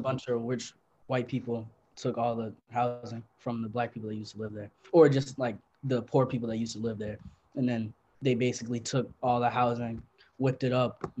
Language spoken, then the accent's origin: English; Philadelphia, Pennsylvania, United States; I'm from Philly.